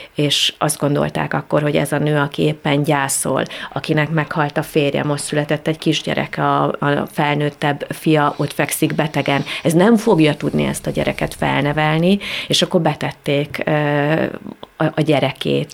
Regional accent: Great Hungarian Plain, Hungary; Most alföldiek vagyunk

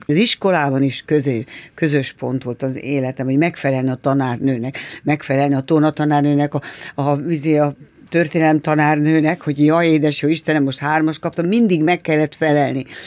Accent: Budapest, Hungary; Én Rákos Csaba új telepen nevelkedtem. És a harmadik kerületben

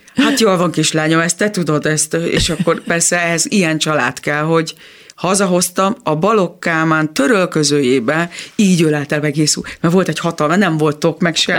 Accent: Kecskemét, Bács-Kiskun, Hungary; a Kecskeméti Kodály iskolában ö, minden teremben volt zongora, úgyhogy nagy szerencsénk volt, mert ott tényleg mindenki zongorázott

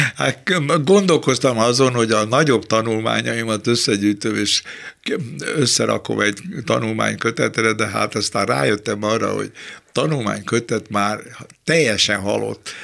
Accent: Budapest, Hungary; accent: Kőbánya slang; én kőbányai vagyok, és a kőbányai szlengel az az anyanyelvem

